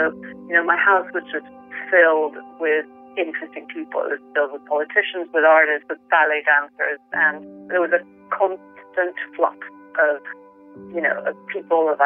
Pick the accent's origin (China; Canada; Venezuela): Venezuela; now in London, United Kingdom; I grew up in the Venezuela of the 70s and 80s